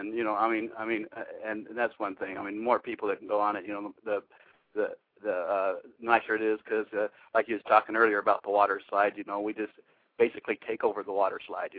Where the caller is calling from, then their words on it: Macon, Georgia, United States; I'm actually calling from Macon, Georgia. I guess another Georgia person.